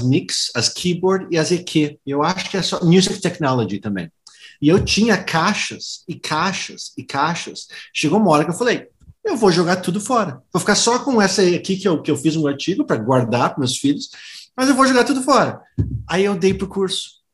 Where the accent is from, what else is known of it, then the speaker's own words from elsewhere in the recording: Philadelphia, Pennsylvania, United States; Portuguese is a second language; moved away as an adult; now in Brazil; a minha mãe é brasileira, meu pai é americano. Eu nasci lá, na Filadélfia.